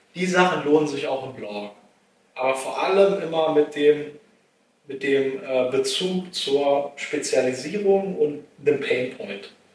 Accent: Treuenbrietzen, Brandenburg, Germany; ich komme zum Beispiel aus Treuenbrietzen ursprünglich und äh, Treuenbrietzen ist eine Kleinstadt

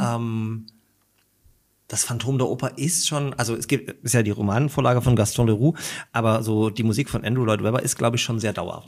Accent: Großröhrsdorf, Saxony, Germany; also born or lived in Dresden; now in Leipzig, Germany; ich bin in Dresden geboren äh, und bin dann in der Oberlausitz aufgewachsen, und auch äh, zur Schule gegangen, Großröhrsdorf

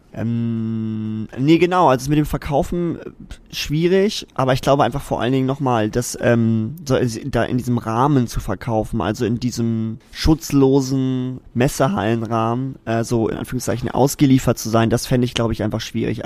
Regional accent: Zeven, Lower Saxony, Germany; Ich komme aus Zeven

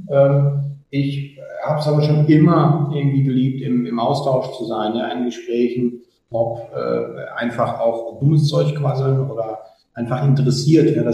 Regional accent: North Rhine-Westphalia, Germany; eine Strecke bei uns im Ruhrpott äh, auf der Autobahn

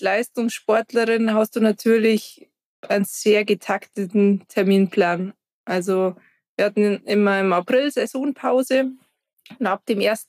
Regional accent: Garmisch-Partenkirchen, Bavaria, Germany; ich komme aus Garmisch-Partenkirchen

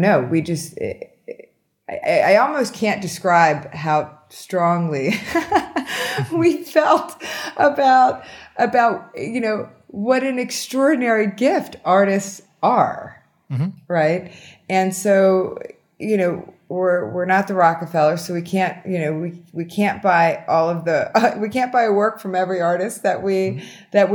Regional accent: Pennsylvania, United States; now in Miami, United States; I'm originally from Pennsylvania

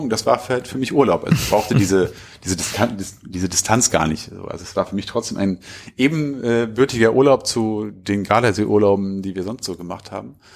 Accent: Hanover, Lower Saxony, Germany; Also wir kommen aus Hannover.

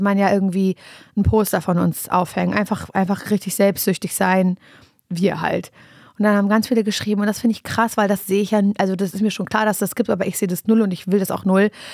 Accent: Parchim, Mecklenburg-Vorpommern, Germany; moved away as an adult; also born or lived in Berlin; Ich komme ursprünglich aus Parchim

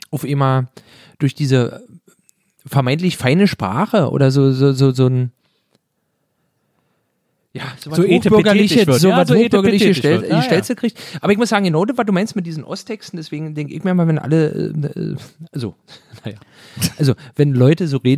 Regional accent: East Germany, Germany; weil bei uns im Osten war wirklich so, die haben Gesichtslappen und einen Polappen

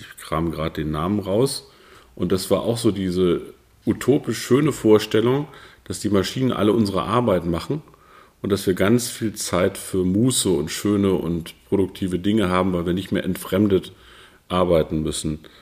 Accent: Peine, Lower Saxony, Germany; moved away as an adult; also born or lived in Brandenburg; Ich komme aus der niedersächsischen Stadt Peine

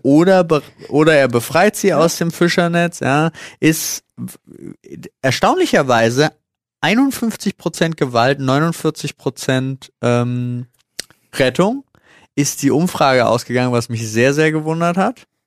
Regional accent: Berlin, Germany; Ich so als geborener Berliner

